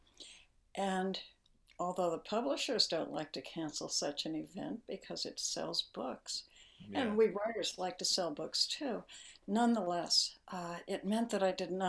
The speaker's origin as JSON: {"language": "English", "town": "Honolulu", "region": "Hawaii", "country": "United States", "tie": "born or raised there", "said": "I was born in Honolulu"}